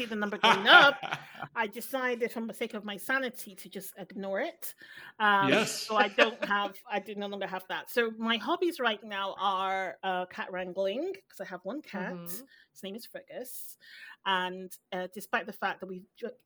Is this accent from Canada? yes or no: no; Nigeria; I'm Nigerian